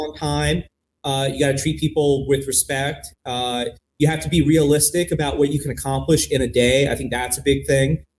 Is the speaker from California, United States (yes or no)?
yes; Los Angeles, California, United States; now in Portland, United States; I grew up in Los Angeles, but I didn't have a connection to the film community in LA.